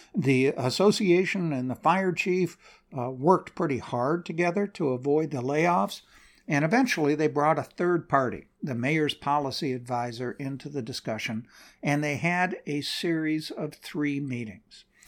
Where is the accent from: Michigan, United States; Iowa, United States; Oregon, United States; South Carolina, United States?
Oregon, United States; Portland; Portland, Oregon, my hometown